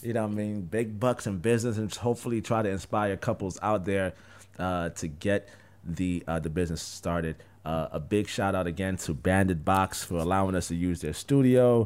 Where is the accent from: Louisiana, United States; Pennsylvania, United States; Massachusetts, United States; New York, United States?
New York, United States; I'm from New York